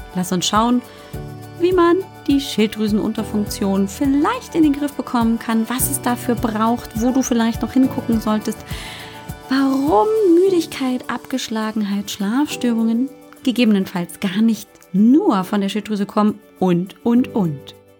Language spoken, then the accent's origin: German; Germany; accent: German; also born or lived in United States; man hört natürlich immer meinen englischen Akzent, äh, meinen deutschen Akzent